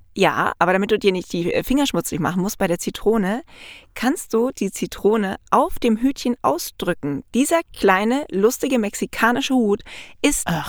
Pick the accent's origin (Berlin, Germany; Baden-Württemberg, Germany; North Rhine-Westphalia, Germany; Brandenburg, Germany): Baden-Württemberg, Germany; Black Forest; moved away; da wo ich herkomme, ursprünglich mal aus dem Schwarzwald